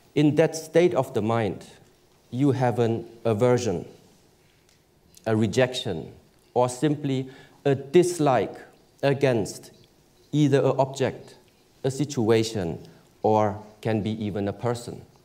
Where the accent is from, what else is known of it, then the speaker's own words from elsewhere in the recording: Germany; I was born in Germany